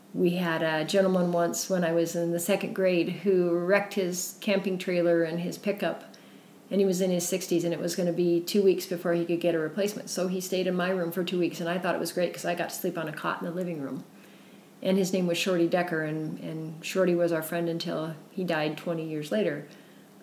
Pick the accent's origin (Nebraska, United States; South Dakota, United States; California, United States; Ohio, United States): South Dakota, United States; Central; now in Utah, United States; I grew up in Central South Dakota